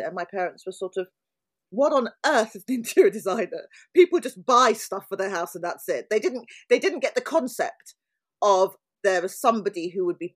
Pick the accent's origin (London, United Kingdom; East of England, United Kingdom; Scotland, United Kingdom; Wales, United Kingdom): London, United Kingdom; moved away as an adult; also born or lived in Bristol; I was born in South London and have lived in London. Apart from 3 years in Bristol where I went to university, I've always been in London.